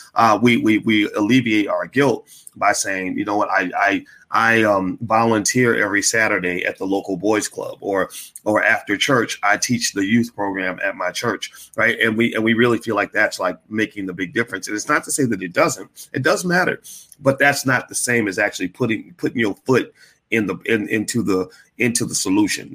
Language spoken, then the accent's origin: English; Louisville, Kentucky, United States; my hometown of Louisville